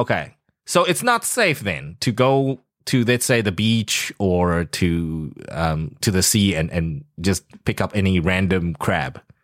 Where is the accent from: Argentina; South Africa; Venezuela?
South Africa; now in Taiwan; I grew up in South Africa